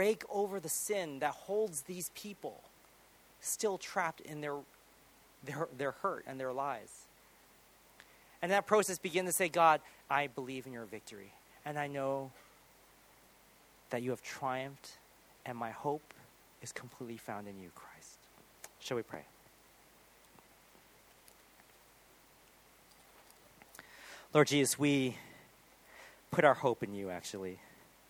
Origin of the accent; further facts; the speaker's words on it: United States; moved away; I'm American still